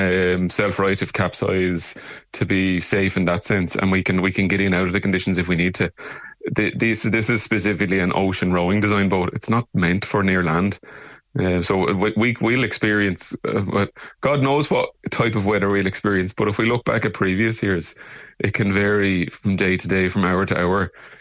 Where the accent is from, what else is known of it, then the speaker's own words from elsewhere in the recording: Arklow, Leinster, Ireland; we're from Arklow and County Wicklow, where we're from hometown originally.